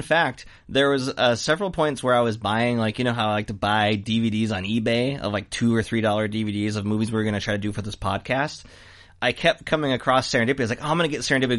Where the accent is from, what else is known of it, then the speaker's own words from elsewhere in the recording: United States; I'm American